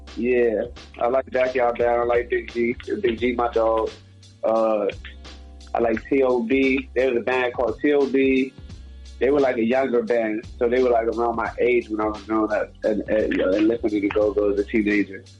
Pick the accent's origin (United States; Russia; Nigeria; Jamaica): Jamaica; I'm Jamaican